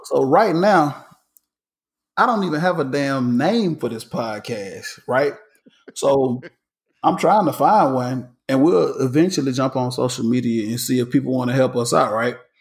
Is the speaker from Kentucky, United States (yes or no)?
no; College Park, Georgia, United States; I represent Atlanta, Georgia, but I actually grew up in College Park, Georgia